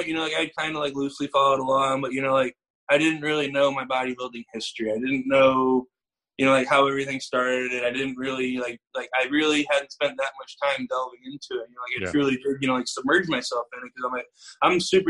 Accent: Houston, Texas, United States; moved away as an adult; also born or lived in Boston; I'm from Houston

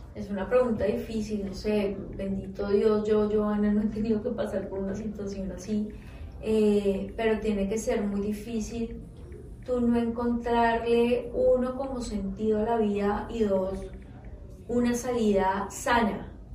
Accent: Colombia; hablando como colombiana

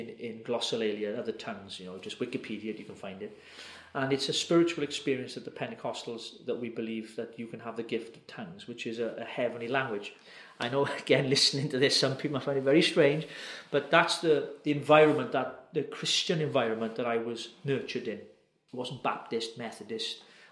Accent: Wales, United Kingdom; a Welshman, as I am

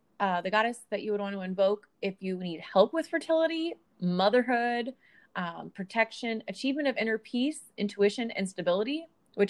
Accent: United States; the American in us

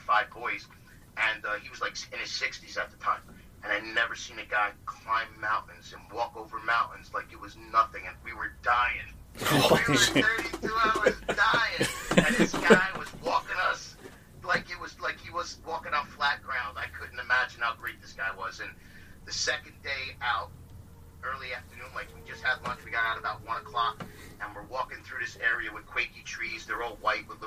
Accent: New Jersey, United States; I'm from Jersey

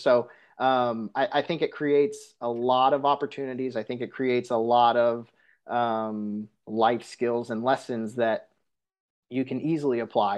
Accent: Santa Clara, California, United States; moved away as an adult; also born or lived in Michigan; now in Kingwood, Texas, United States; being born and raised in California

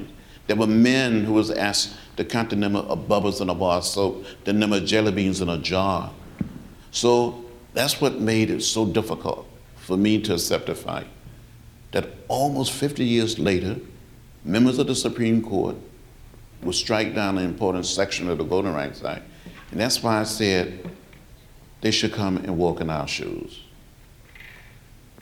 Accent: Alabama, United States; I grew up in Alabama. Rural Alabama

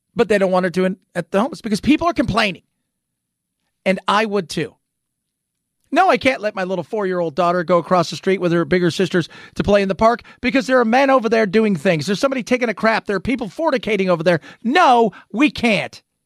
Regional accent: Southern California, United States; now in Phoenix, United States; Growing up in Southern California

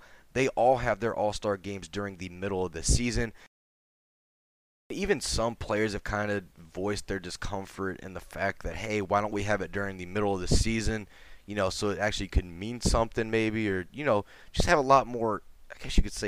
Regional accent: Texas, United States; I'm from Texas

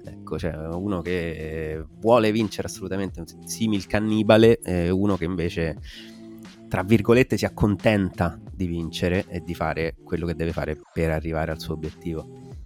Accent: Alsace, Grand Est, France; moved away; trattandosi di Alsazia eh, si tratta effettivamente della mia terra natale

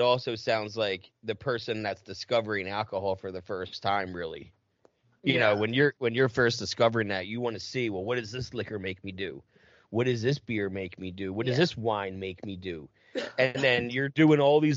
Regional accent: New Jersey, United States; I'm from Jersey

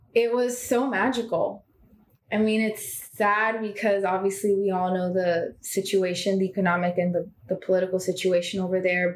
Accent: Miami, Florida, United States; also born or lived in Bulgaria / New York; I grew up in Miami

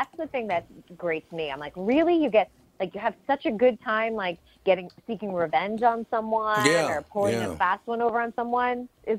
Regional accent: New England, United States; now in Los Angeles, United States; I come from New England, and we all live in houses from the 1600s, and then you come to L.A. and 1960s old, and we just tear it down.

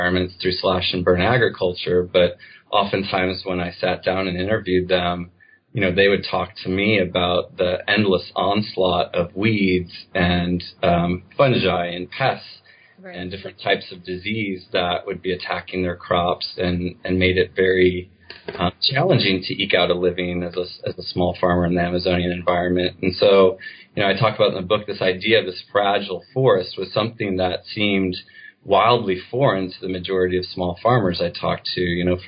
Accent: United States; growing up in the United States

